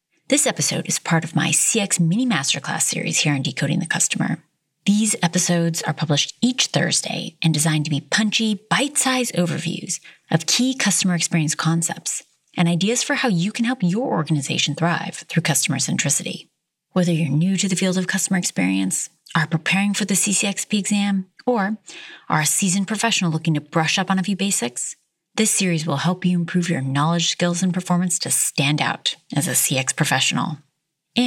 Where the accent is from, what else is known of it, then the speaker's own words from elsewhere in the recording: United States; moved away as an adult; now in South Africa; my home country